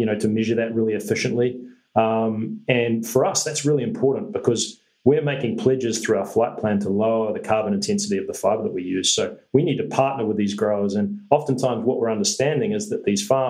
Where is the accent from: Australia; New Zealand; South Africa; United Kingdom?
New Zealand; as a New Zealander